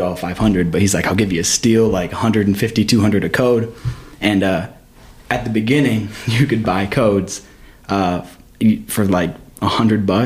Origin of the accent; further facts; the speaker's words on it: Michigan, United States; also born or lived in Florida / New York; now in Missouri, United States; I grew up in Michigan